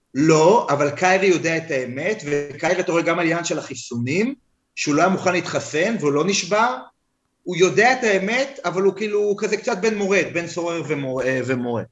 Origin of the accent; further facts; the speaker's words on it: United States; אני אמריקאי. לא הצבעתי, אבל אני אמריקאי